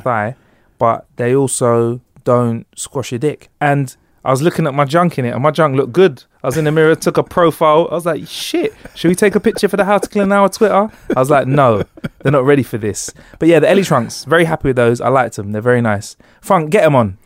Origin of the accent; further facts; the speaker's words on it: London, United Kingdom; we're from London